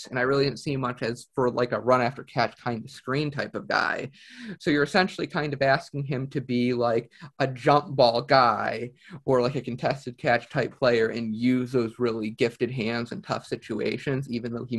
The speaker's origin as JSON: {"language": "English", "town": "Cleveland", "region": "Ohio", "country": "United States", "said": "I'm from Cleveland."}